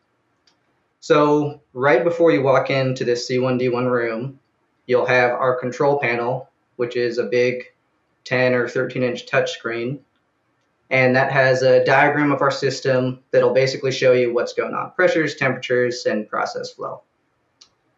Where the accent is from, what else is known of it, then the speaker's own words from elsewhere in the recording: Oregon, United States; moved away as an adult; also born or lived in St. Louis, Missouri; I moved back to Oregon from St. Louis